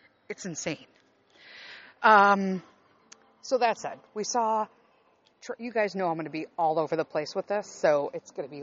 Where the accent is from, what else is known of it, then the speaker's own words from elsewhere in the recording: Chicago, Illinois, United States; I grew up in Chicago